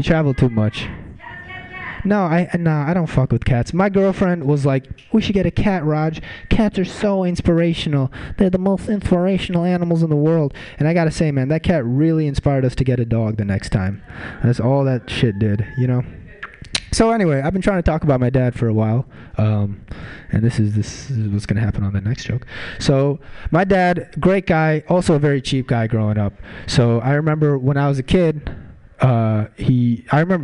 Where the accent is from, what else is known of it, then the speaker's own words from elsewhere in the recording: Mountain View, California, United States; I'm from Mountain View